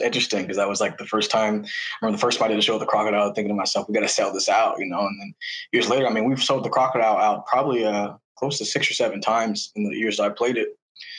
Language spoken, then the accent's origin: English; Seattle, Washington, United States; we're from Seattle.